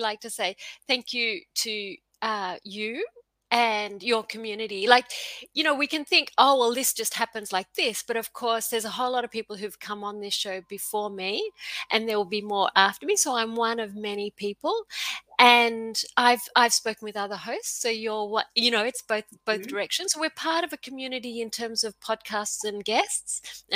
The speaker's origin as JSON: {"language": "English", "country": "Australia", "also_born_or_lived": "Queensland", "said": "I'm Australian and I live in Queensland"}